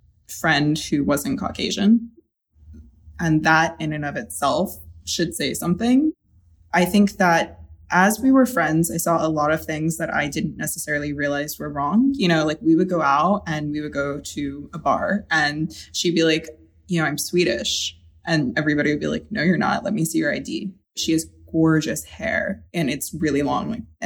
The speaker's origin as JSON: {"language": "English", "region": "the South", "country": "United States", "tie": "born or raised there", "said": "that's the advantage I gain by growing up in the South"}